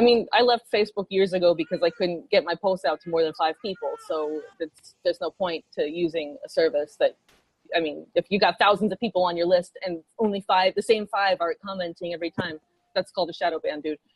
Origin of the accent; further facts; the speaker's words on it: New York, United States; I'm from New York. I, New Yorkers have this reputation of being like independent and rebellious